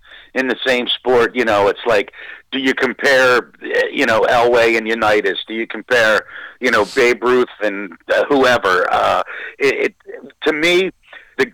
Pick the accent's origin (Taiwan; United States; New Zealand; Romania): United States; Baltimore, Maryland; growing up in East Baltimore